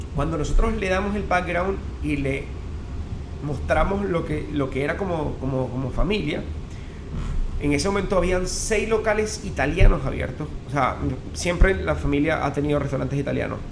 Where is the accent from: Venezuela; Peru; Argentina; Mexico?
Venezuela; Upata, Bolívar; moved away; also born or lived in Caracas, Venezuela; en Upata, en, Upata, donde nací, en Estado Bolívar